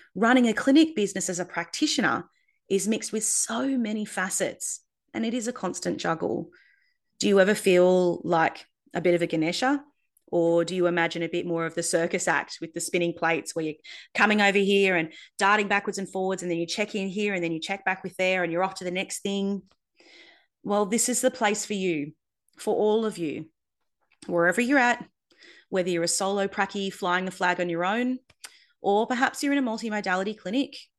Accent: Darwin, Northern Territory, Australia; also born or lived in Perth; moved from Perth to Darwin to set up a practice in my hometown

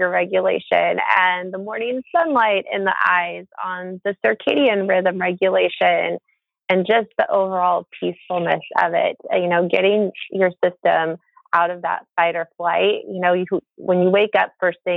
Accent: Monterey, California, United States; now in Bay Area, United States; my hometown, which is beautiful Monterey, California

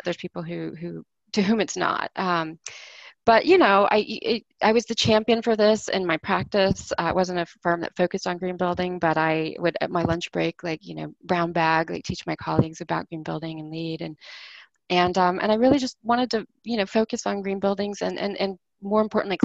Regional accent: Houston, Texas, United States; moved away as an adult; now in Washington, D.C., United States; I was born and raised in Houston

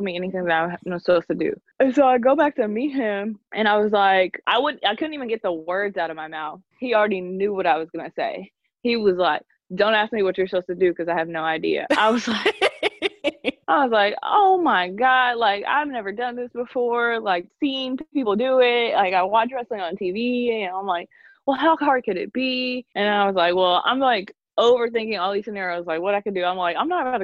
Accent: Lexington, Kentucky, United States; I'm from Lexington, Kentucky

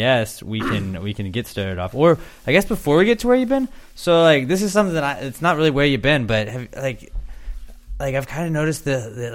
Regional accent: United States; I'm an American

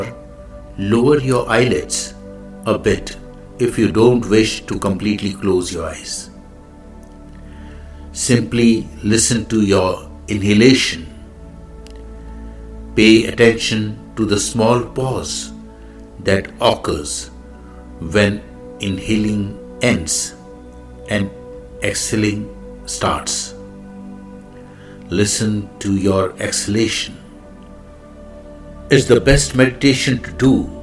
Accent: India; I am the Indian monk.

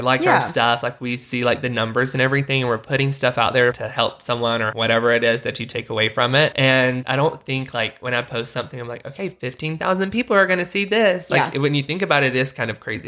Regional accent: the South, United States; now in Utah, United States; growing up in the South, I love the South

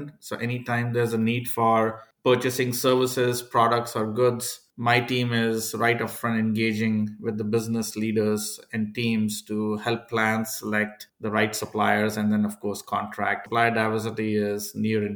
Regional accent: India; moved away as an adult; now in United States; I was, of course, born and brought up in India.

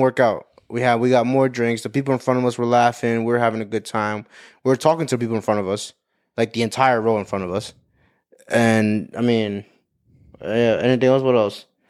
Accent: Cuba; We're both Cuban

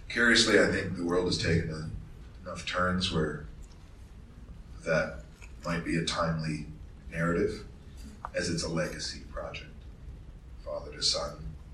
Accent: Australia; Make it happen, because we're all Australian. Isn't it part of the DNA? It's certainly part of the Australian DNA.

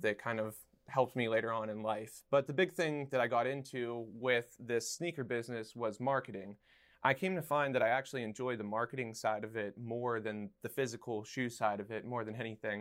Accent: Somerset, Pennsylvania, United States; now in Pittsburgh, United States; back in my hometown of Somerset

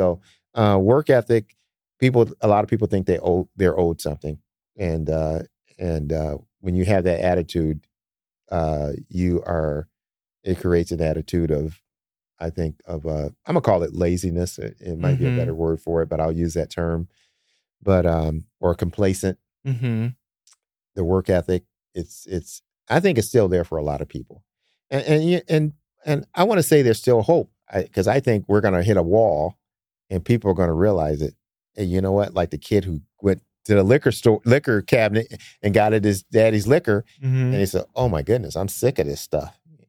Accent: Detroit, Michigan, United States; Like growing up in Detroit, we didn't have a lot of money either.

